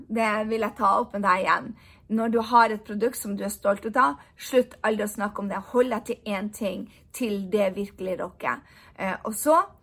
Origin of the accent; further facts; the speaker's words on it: Norway; moved away as an adult; also born or lived in United States; jeg har bodd borte fra Norge i ni år